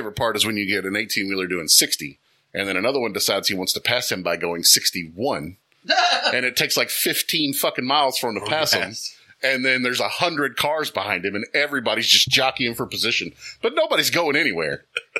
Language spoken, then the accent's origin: English; Texas, United States; I hate to say this as a red and blue Texan.